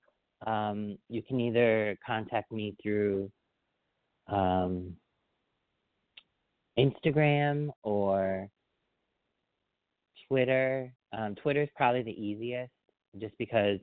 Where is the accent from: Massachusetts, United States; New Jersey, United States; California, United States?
Massachusetts, United States; Agawam; growing up, I grew up in Agawam, Mass., which is Western Mass.